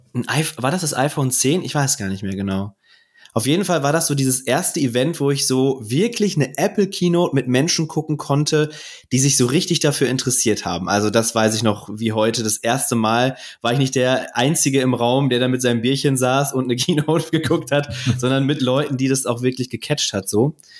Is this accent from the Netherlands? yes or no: no; Ruhr area, North Rhine-Westphalia, Germany; Und ich komme ja aus dem Ruhrgebiet